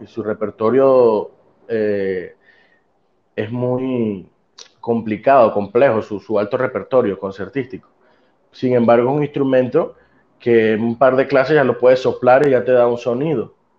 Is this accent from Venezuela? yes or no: yes; Venezuela; moved away; mi formación fue en mi país, mi país Venezuela, eh, mi país de origen